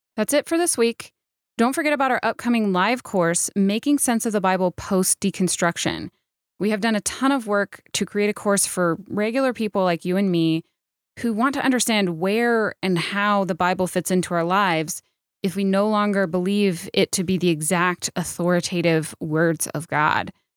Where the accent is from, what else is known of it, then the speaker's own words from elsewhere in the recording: New Mexico, United States; I'm from New Mexico